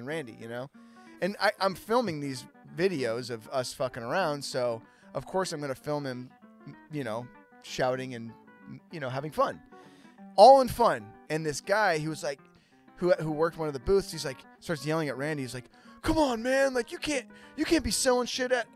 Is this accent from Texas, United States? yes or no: no; Petaluma, California, United States; my hometown of Petaluma, California